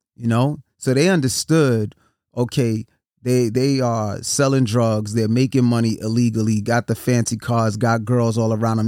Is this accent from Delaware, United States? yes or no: no; New York City, New York, United States; I'm from New York City, born and raised Brooklyn